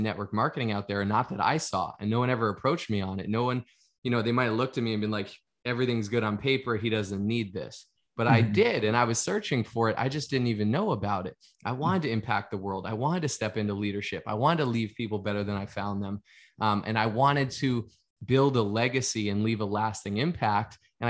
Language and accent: English; Boston, Massachusetts, United States; I grew up in the Northeast part of the United States in Boston, Massachusetts